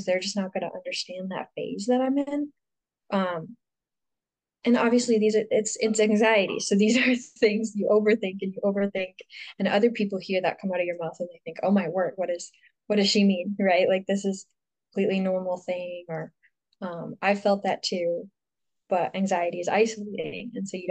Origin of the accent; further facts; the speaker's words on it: Houghton, Michigan, United States; I'm from Houghton, Michigan, which is like this tiny little town in northern Michigan